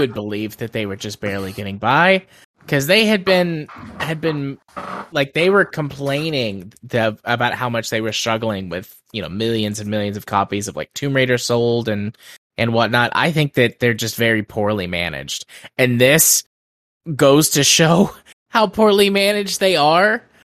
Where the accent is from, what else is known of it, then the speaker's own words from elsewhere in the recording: United States; As an American